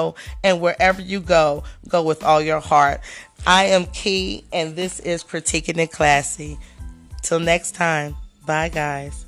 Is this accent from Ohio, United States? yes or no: yes; Dayton, Ohio, United States; my hometown businesses, and I love to see my community doing big things and people that I may have known or went to school